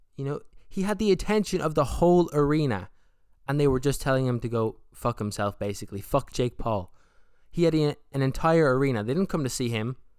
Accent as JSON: {"language": "English", "country": "Ireland", "said": "I'm from Ireland, I'm from the South"}